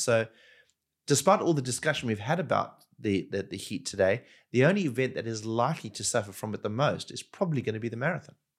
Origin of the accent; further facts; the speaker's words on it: Durban, KwaZulu-Natal, South Africa; I grew up in Durban, which is a very tropical part of South Africa